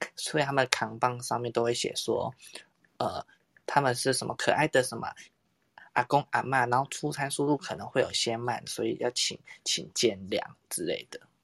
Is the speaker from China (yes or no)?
no; Tainan, Taiwan; 我是台南人嘛，因为台南不是有很多那种巷弄的那种很小间的古宅式的咖啡厅嘛